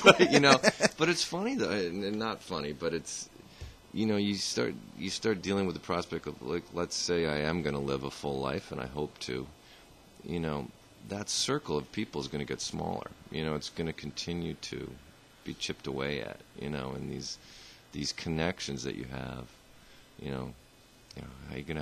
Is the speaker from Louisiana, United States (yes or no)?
no; Vermont, United States; I grew up here in Vermont.